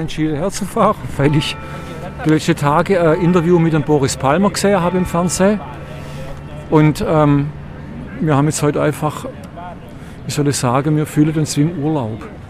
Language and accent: German; Stuttgart, Baden-Württemberg, Germany; wir kommen aus Stuttgart